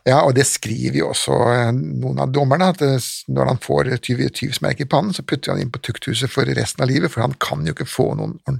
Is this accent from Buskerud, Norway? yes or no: no; Østfold, Norway; Ja, jeg født og oppvokst i Østfold.